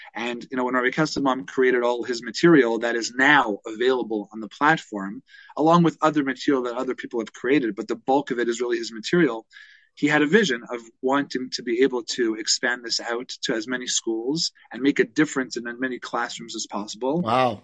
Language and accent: English; Toronto, Ontario, Canada; I grew I grew up in Toronto